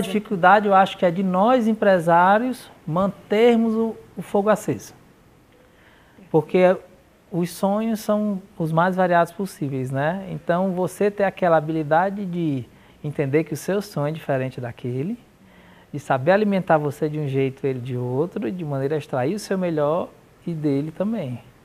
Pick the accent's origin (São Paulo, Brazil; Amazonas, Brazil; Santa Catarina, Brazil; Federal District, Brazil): Amazonas, Brazil; Manaus; moved away; Morava em Manaus, eu nasci em Manaus